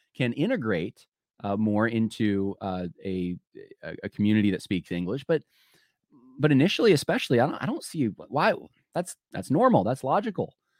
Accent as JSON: {"language": "English", "town": "Los Angeles", "region": "California", "country": "United States", "tie": "born or raised there", "moved": "yes", "said": "I'm originally from Los Angeles. That's where I was born"}